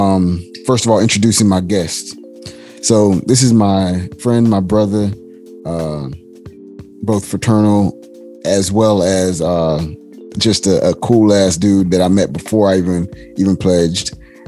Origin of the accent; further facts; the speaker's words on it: the South, United States; being that I'm from the South.